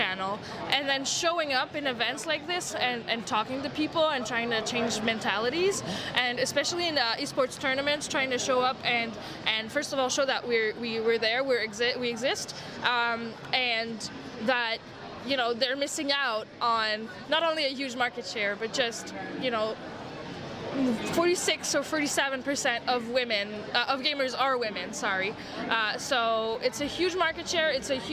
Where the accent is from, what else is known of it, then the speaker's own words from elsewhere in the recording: Montreal, Quebec, Canada; first language French; English is a second language; I'm from Montreal, so my first language is French